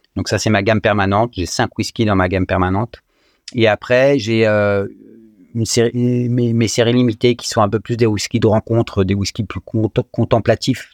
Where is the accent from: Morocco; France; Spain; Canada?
France; je suis français, donc né en France, avec euh, la chance finalement, quand on est natif de ce beau pays